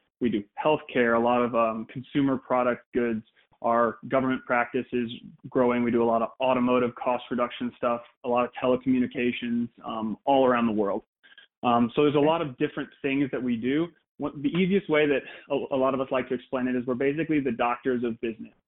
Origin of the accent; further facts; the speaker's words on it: Fort Wayne, Indiana, United States; moved away as an adult; I grew up in Fort Wayne, Indiana, was there for the first 18 years of my life